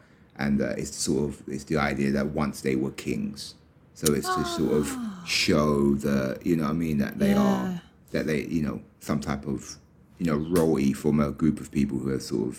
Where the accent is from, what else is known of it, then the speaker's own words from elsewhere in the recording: London, United Kingdom; I grew up in London, so I'm used to living like London.